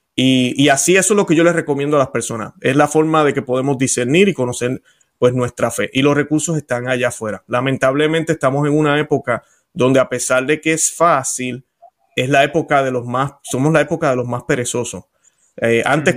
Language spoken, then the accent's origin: Spanish; Puerto Rico; accent: Puerto Rican; now in Florida, United States; soy puertorriqueño, creo que ya eso todo el mundo se da cuenta por mi acento